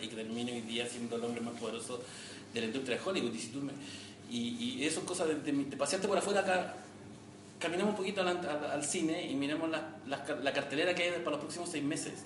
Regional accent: Victoria, Araucanía, Chile; moved away as an adult; mi infancia en, en Victoria

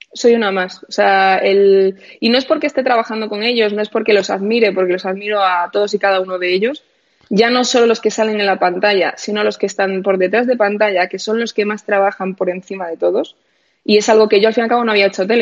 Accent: A Coruña, Galicia, Spain; moved away; yo soy de Coruña y cuando vivía en Coruña tenía a mis amigos de toda la vida

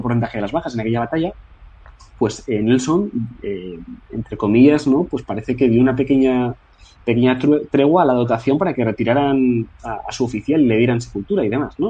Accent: Spain; Como español que soy

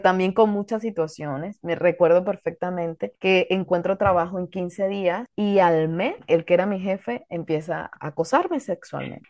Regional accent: Mexico; ahorita me tiene en mi país

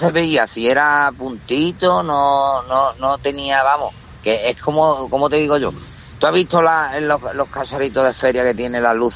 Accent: Villamartín, Andalusia, Spain; now in Jerez, Spain; que yo soy de pueblo de Villamartín

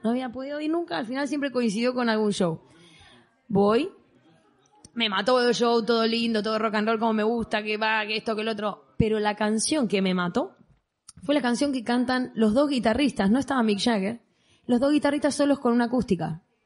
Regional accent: Argentina; now in Mallorca, Spain; creciendo en Argentina

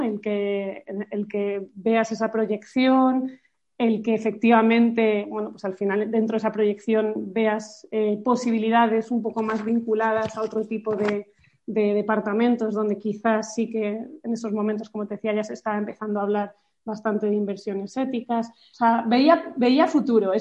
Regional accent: Madrid, Community of Madrid, Spain; also born or lived in France; Soy de Madrid

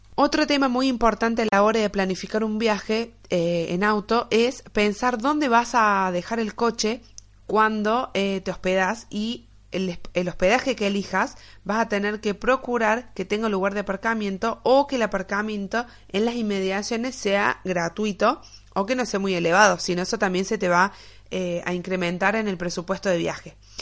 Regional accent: Argentina; mi país, Argentina

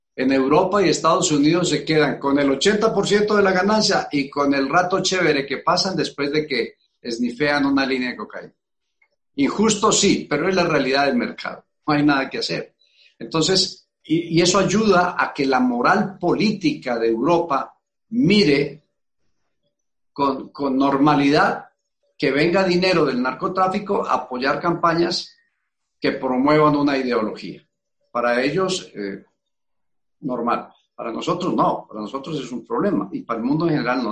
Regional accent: Colombia; los colombianos

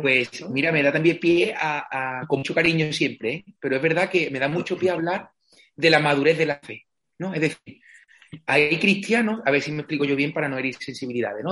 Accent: Villamartín, Andalusia, Spain; moved away as an adult; desde siempre he tenido mucha cercanía con la parroquia de mi pueblo, Villamartín

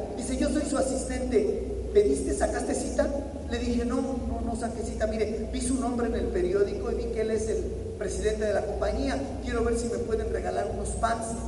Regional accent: Mexico; me había preparado y trabajado en mi país

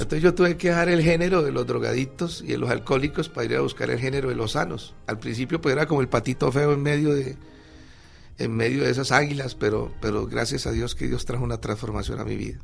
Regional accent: Ibagué, Tolima, Colombia; en el 61 nací en la ciudad de Ibagué

